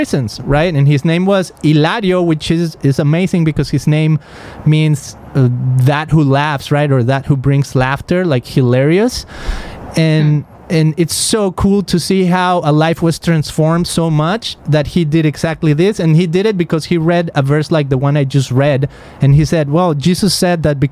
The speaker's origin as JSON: {"language": "English", "town": "Guadalajara", "region": "Jalisco", "country": "Mexico", "tie": "born or raised there", "said": "I grew up in Mexico, in Guadalajara"}